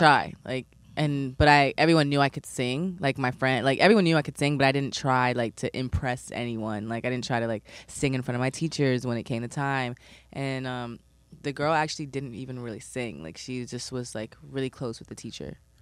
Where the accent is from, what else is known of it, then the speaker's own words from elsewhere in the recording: New York City, New York, United States; I'm from East Flatbush